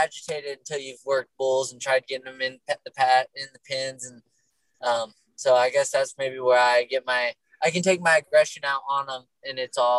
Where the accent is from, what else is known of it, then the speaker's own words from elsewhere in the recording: Northeast, United States; And, you know, growing up in the Northeast, we didn't have as many stock, like, many rough stock.